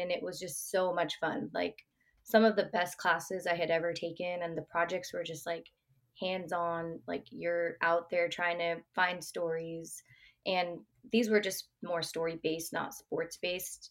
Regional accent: Bay Area, California, United States; also born or lived in Oregon; I'm born and raised in the Bay Area

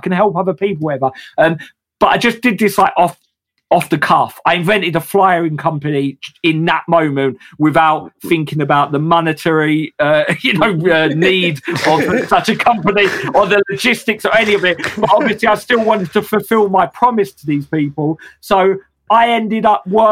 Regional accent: England, United Kingdom; as English workers

